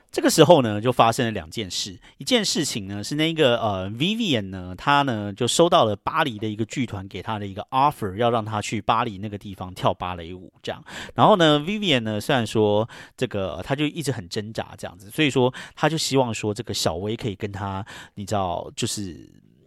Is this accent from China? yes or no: no; Taiwan; moved away as an adult; now in New York, United States; 我一个就是这种在台湾出生长大的本土台湾人移民到这边来的